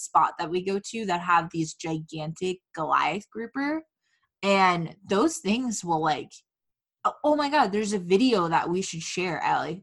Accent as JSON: {"language": "English", "town": "Fort Myers", "region": "Florida", "country": "United States", "tie": "born or raised there", "lives_now": "Orlando, United States", "said": "growing up in Fort Myers"}